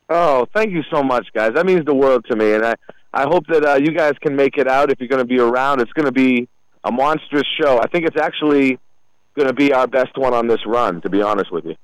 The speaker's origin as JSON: {"language": "English", "country": "United States", "also_born_or_lived": "Durham, New Hampshire / Tallahassee, Florida", "moved": "as an adult", "said": "I'm originally from the Merrimack River Valley"}